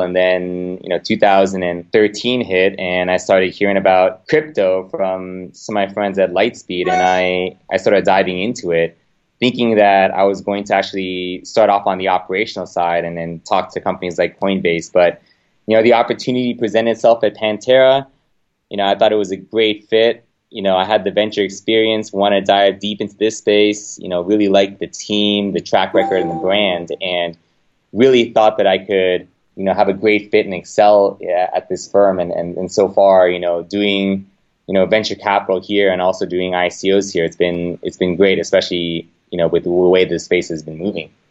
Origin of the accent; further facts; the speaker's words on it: Los Angeles, California, United States; moved away as an adult; now in Bay Area, United States; I grew up in Los Angeles.